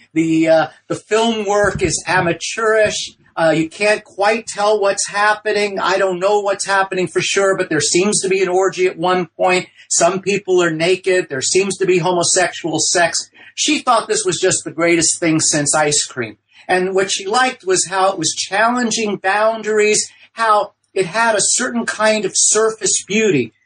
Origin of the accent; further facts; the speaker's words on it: New York City, New York, United States; also born or lived in Ohio; my background is I'm from New York City, the Bronx, and Brooklyn